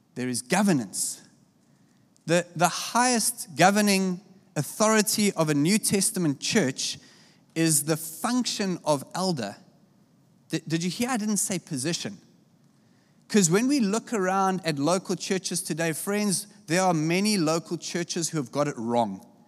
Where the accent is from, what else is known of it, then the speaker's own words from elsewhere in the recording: South Africa; I come from South Africa